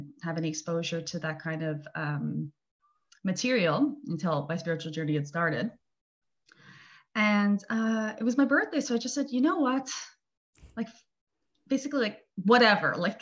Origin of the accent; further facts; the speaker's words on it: Montreal, Quebec, Canada; moved away as an adult; now in Italy; I'm from Montreal, Canada, but I've been living here, I think, 16 years.